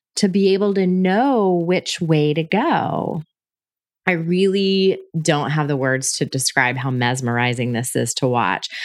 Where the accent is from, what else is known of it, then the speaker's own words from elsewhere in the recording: United States; also born or lived in Atlanta; as an American living in Atlanta